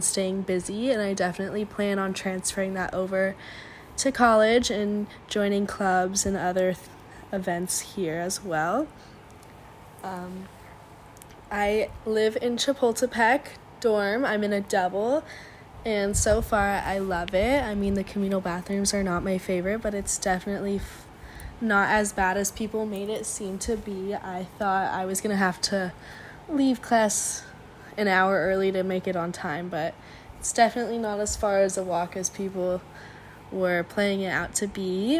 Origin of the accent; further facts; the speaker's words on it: San Diego, California, United States; I am from San Diego. I live 20 minutes away from campus, so I'm very familiar with the area.